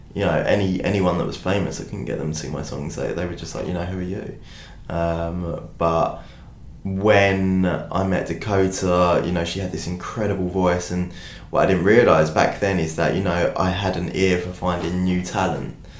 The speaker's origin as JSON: {"language": "English", "country": "United Kingdom", "said": "I'm a British artist"}